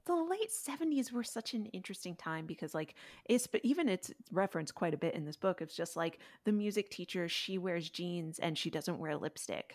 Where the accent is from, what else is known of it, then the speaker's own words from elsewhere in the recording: Connecticut, United States; I grew up in between two farms, even in Connecticut